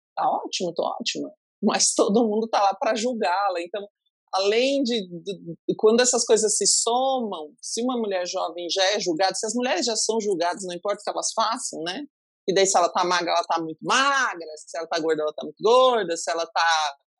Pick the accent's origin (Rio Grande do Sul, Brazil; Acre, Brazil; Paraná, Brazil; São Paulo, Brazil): Paraná, Brazil; Pato Branco; Eu sou de Pato Branco